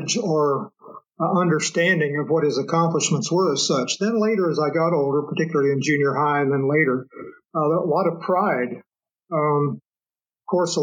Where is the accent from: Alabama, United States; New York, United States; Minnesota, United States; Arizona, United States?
Arizona, United States; Flagstaff; I was born in Flagstaff, Arizona, when my dad was at Lowell Observatory